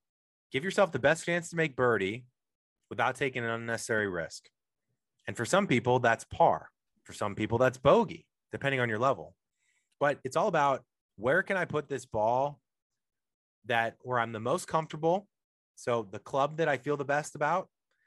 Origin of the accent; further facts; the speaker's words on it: St. Louis, Missouri, United States; now in Los Angeles, United States; I'm from St. Louis originally. I'm in Los Angeles now